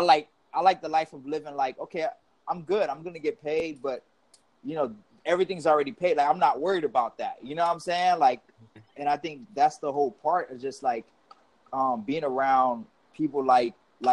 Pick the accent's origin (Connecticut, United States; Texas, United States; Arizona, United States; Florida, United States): Florida, United States; Miami; I was born and raised in Miami.